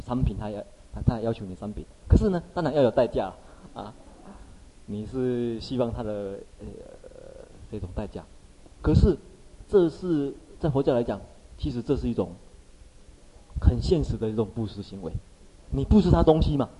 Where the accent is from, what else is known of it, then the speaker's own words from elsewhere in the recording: Taiwan; 我们这个台湾人